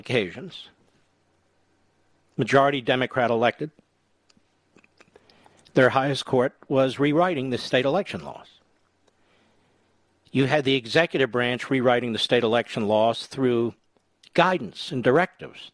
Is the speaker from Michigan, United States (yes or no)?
no; Pennsylvania, United States; Commonwealth of Pennsylvania, my home state